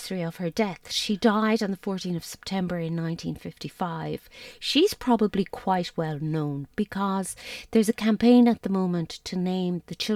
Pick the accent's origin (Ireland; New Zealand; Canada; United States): Ireland; Tralee, Munster; I'm from Tralee